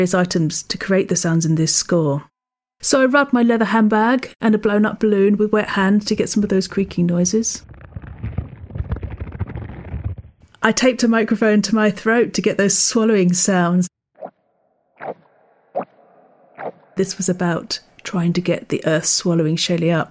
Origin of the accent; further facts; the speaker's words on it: England, United Kingdom; As an English person, I'm quite familiar with British folk music just through living here and knowing that tradition